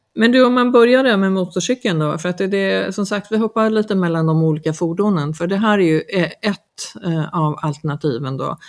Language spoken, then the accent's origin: Swedish; Sweden; now in Mallorca, Spain; vi är ju många svenskar som, som bor mm, alltså, mer eller mindre frekvent på ön